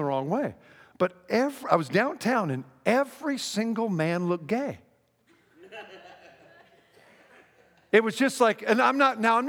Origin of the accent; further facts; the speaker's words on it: Seattle, Washington, United States; moved away as an adult; now in Texas, United States; I'm from Seattle